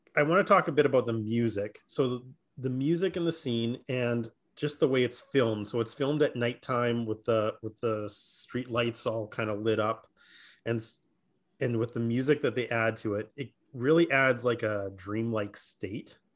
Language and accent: English; Saskatchewan, Canada; I'm still a C F L fan 'cause I'm from Saskatchewan, right? So the Rough Riders are pretty big here